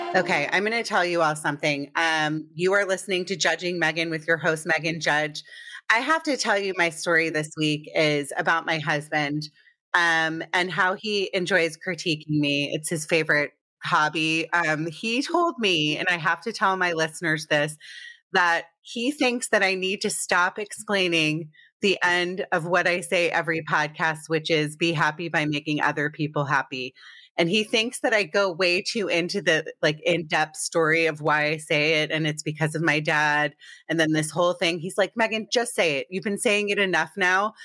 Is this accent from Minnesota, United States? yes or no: no; Potomac, Maryland, United States; moved away; also born or lived in Connecticut / New York; I grew up in Potomac, Maryland.